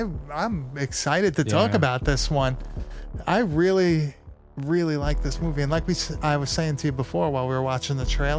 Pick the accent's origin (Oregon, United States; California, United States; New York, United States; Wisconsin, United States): New York, United States; Long Island; We're from Long Island